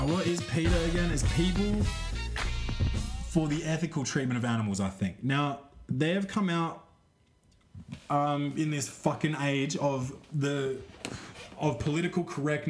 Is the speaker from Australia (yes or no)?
yes; Australia; I'm Australian.